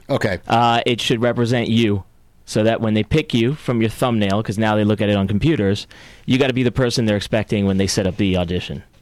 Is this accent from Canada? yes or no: no; San Juan, Puerto Rico; born there; also born or lived in Florida / North Carolina / Belgium / New Jersey; I was born in San Juan, Puerto Rico.